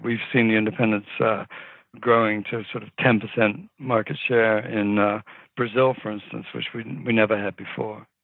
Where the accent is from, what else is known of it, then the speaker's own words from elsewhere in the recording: New Zealand; moved away; I grew up in New Zealand.